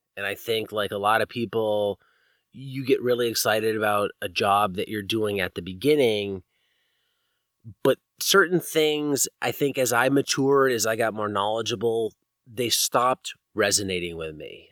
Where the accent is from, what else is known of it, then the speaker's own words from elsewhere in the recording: East Coast, United States; moved away as an adult; also born or lived in Virginia; now in California, United States; growing up on the East Coast, you know, this is the nineties and eighties when I grew up